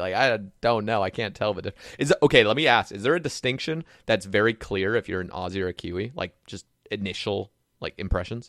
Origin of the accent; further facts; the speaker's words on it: Oregon, United States; now in the South, United States; I grew up in Oregon